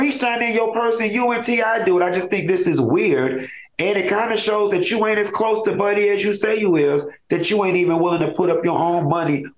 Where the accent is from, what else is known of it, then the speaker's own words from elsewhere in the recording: Florida, United States; I'm born and raised in Florida